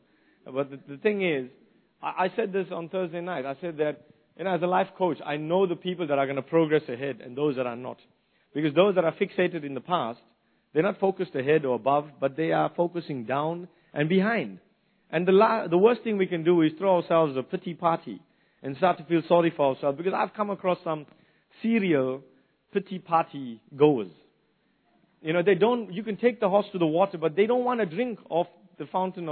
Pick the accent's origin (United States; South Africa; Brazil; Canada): South Africa; moved away as an adult; now in New Zealand; growing up in the old days in South Africa under the apartheid system